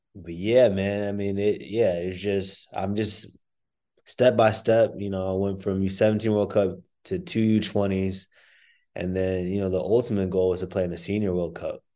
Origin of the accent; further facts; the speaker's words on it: Plano, Texas, United States; I grew up in in Plano, Texas